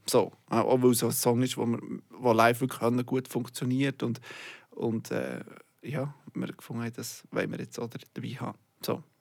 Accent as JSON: {"language": "German", "region": "Bern", "country": "Switzerland", "moved": "as an adult", "lives_now": "Zurich, Switzerland", "said": "Ich bin schon lang, länger nicht mehr zu Bern"}